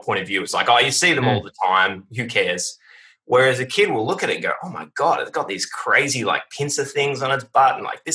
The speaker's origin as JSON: {"language": "English", "town": "Warrnambool", "region": "Victoria", "country": "Australia", "tie": "born or raised there", "moved": "yes", "lives_now": "Melbourne, Australia", "said": "I have a son down in Warrnambool, which is my hometown"}